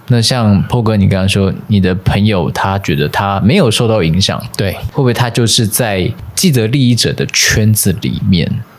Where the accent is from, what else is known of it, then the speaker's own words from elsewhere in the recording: Taiwan; 以现在我是身为一个台湾人的出发点